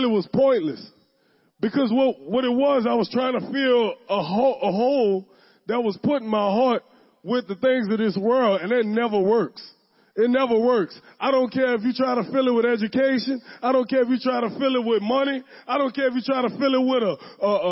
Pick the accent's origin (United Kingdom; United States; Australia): United States; the West Bank, Louisiana; I'm from the West Bank. I was born and raised on the West Bank.